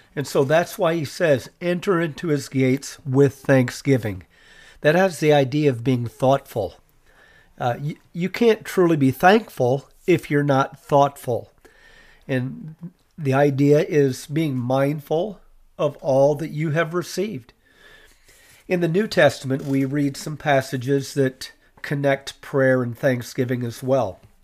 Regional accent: United States; as American citizens

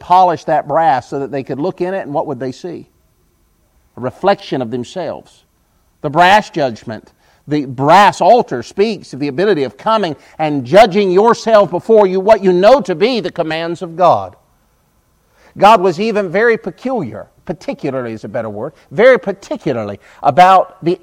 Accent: United States; I'm an American

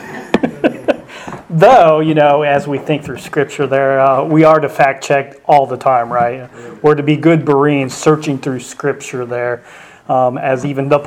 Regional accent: Colorado, United States; moved away as an adult; also born or lived in Indiana / Kentucky; now in Northern Kentucky, United States; I was raised in Colorado along with my wife as well

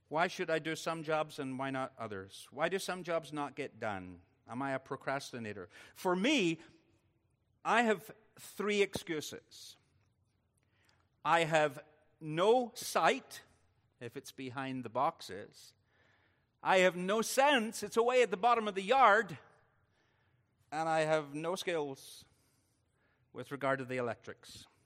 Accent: Northern Ireland, United Kingdom; because I'm Northern Irish, I'm going to do it in reverse order.

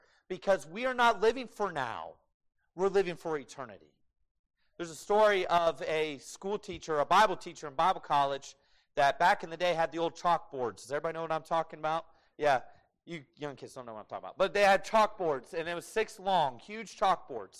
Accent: United States; being an American

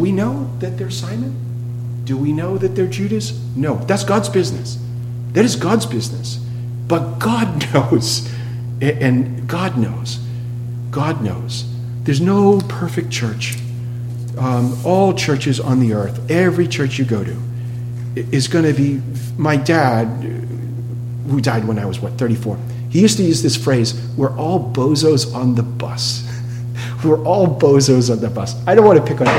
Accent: New England, Massachusetts, United States; I come from New England, Massachusetts.

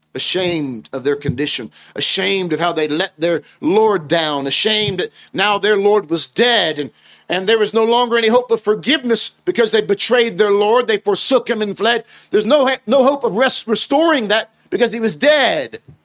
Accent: United States; moved away as an adult; now in United Kingdom; I'm originally from the States.

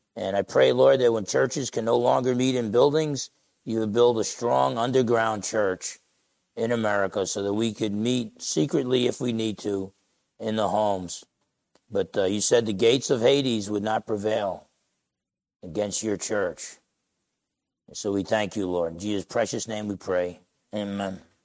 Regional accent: Essex County, New Jersey, United States; moved away; All the guys I grew up with back in Essex County, New Jersey

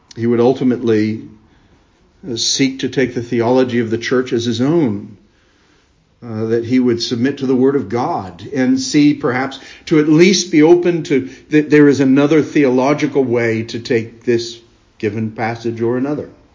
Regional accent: United States; I was born and raised in America

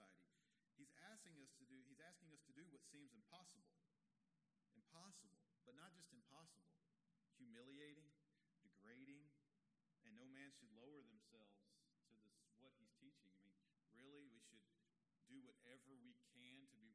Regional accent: Texas, United States; As a young boy growing up in Texas

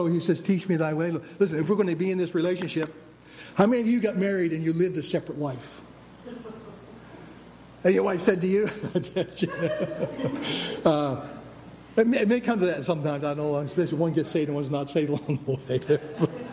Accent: United States; we were Americans

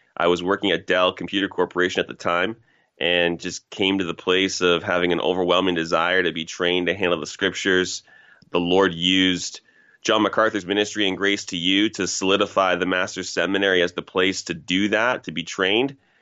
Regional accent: Toronto, Ontario, Canada; I'm from Toronto originally. Grew up in a place called Scarborough, Ontario, which is basically uh, not even a suburb, but really connected to Toronto proper

